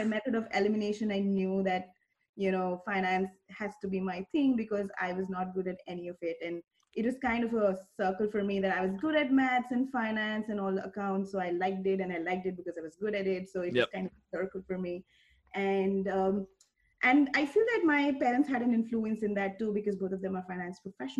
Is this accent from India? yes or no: yes; Faridabad, Haryana, India; moved away as an adult; now in United States; I'm a chartered accountant from India, which is a license equivalent to a CPA in the US markets. So I grew up in a town called Faridabad that's close to Delhi, and Delhi is the capital of India. And I had like a suburb kind of an upbringing